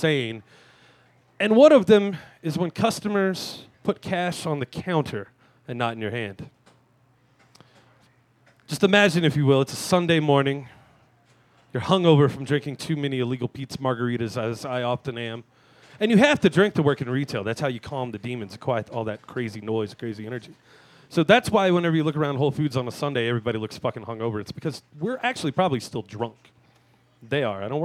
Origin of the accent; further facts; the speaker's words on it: Louisiana, United States; I grew up in Louisiana